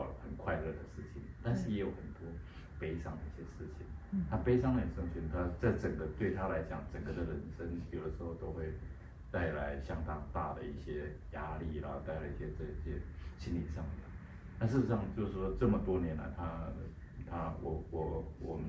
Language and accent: Chinese; Taiwan; 对，是我们台湾人这样子。